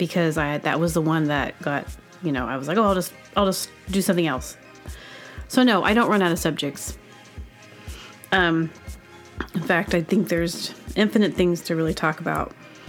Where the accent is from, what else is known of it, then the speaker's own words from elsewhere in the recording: Southern United States, United States; I think I'm really from the South, so.